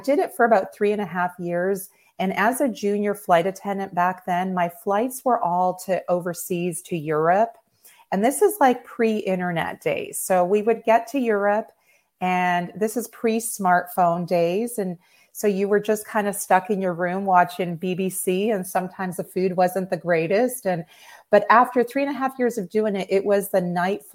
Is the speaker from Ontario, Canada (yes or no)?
yes; Toronto, Ontario, Canada; moved away as an adult; also born or lived in Maryland; now in Pensacola, United States; I was born and raised in Toronto